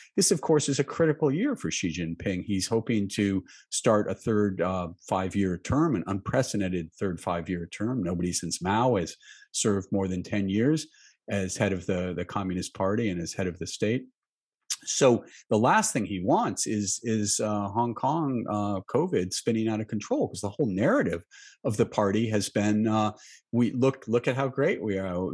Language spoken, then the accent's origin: English; United States; being an American, living in an open society